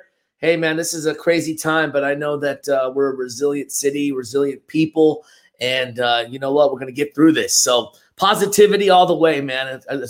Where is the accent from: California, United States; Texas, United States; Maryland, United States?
California, United States; San Francisco; first language Tagalog and English; also born or lived in Paris, France / Oakland; I'm born and raised in this beautiful city by the Bay, San Francisco. I'm a true native of the city. Way. Yeah, true native. I grew up in the Mission Excelsior area.